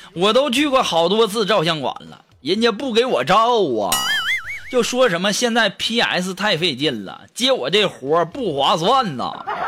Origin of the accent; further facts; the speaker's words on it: China; 我们中国人